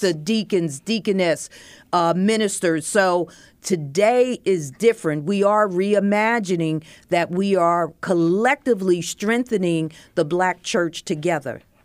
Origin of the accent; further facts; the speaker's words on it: Bethlehem, Pennsylvania, United States; I grew up in Bethlehem, Pennsylvania